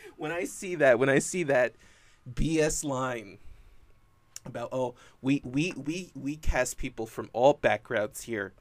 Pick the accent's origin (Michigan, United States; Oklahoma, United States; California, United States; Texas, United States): California, United States; born or raised there